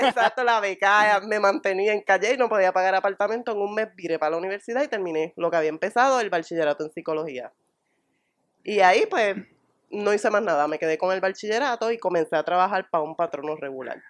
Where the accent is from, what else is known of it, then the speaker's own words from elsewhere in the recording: Morovis, Puerto Rico; moved away as an adult; also born or lived in Río Piedras, Puerto Rico; pues yo soy natural de Morovi